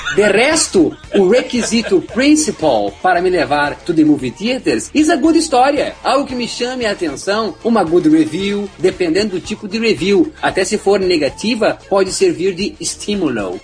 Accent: Brazil; nós somos do Brasil, nós temos vários sotaques

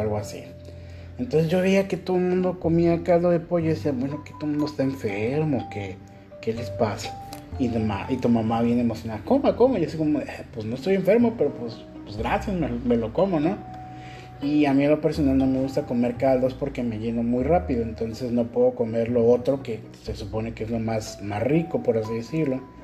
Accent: Mexico; moved away as an adult; now in Ecuador; yo vengo de México

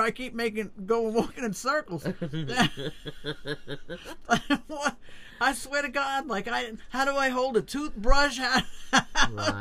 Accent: Long Island, New York, United States; moved away; also born or lived in South Florida, United States; growing up in Long Island

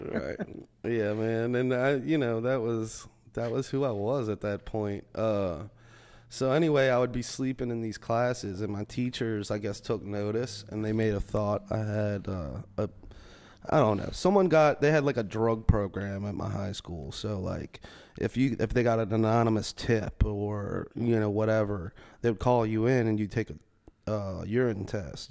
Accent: Metairie, Louisiana, United States; I grew up in Metairie. It's like a suburb of New Orleans.

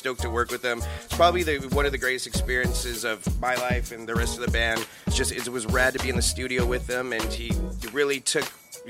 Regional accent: Poland

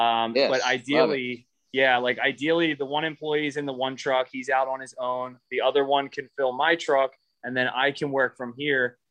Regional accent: Philadelphia, Pennsylvania, United States; I'm from Philly

